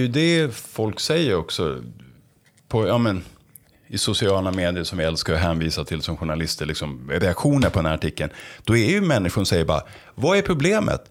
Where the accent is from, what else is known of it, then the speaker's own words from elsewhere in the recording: Stockholm, Stockholm County, Sweden; jag är stockholmare själv